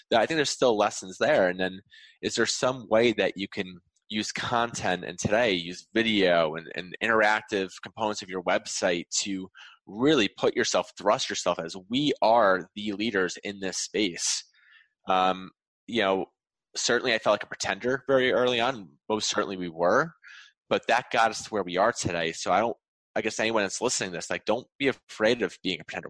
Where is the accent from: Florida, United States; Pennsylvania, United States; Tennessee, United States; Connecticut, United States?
Connecticut, United States; Wallingford; in my hometown